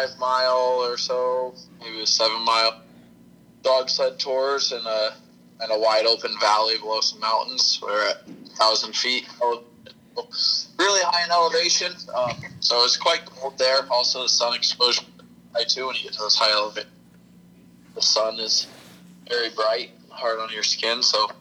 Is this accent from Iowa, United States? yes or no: yes; Shenandoah, Iowa, United States; moved away as an adult; also born or lived in Farragut, Iowa; now in Alaska, United States; I'm from Shenandoah, Iowa. Farragut, Iowa.